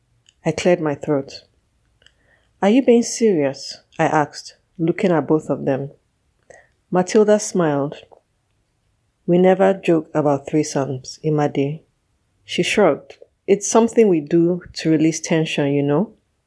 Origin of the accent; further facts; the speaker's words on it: Nigeria; I'm a Nigerian writer and author.